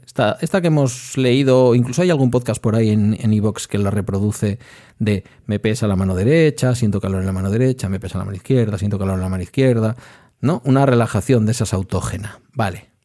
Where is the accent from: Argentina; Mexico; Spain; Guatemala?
Spain; Basque Country; also born or lived in Etxebarri; como soy vasco